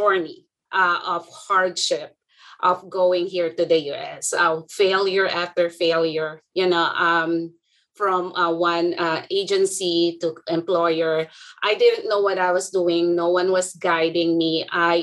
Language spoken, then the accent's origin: English; Philippines; moved away as an adult; now in United States; I'm from the Philippines. I'm a foreign educated